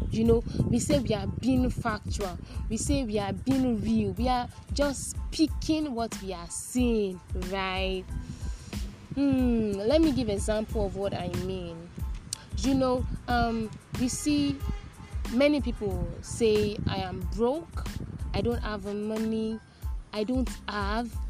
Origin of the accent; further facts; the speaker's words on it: Nigeria; I already said it before that I am a Nigerian